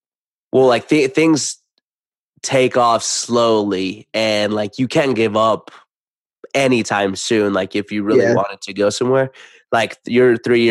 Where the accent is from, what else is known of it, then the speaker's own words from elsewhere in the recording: Idaho, United States; I'm from Idaho. I'm from Idaho, dog.